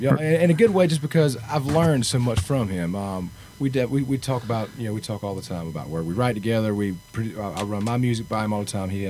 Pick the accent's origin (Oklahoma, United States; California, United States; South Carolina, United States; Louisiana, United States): South Carolina, United States; Sumter; moved away as an adult; now in Nashville, United States; Originally, Sumter, South Carolina.